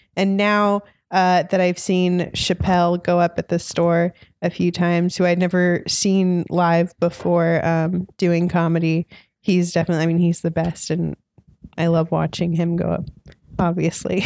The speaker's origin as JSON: {"language": "English", "area": "Orange County", "region": "California", "country": "United States", "also_born_or_lived": "Los Angeles, United States", "said": "I'm from Orange County, so not too far from here"}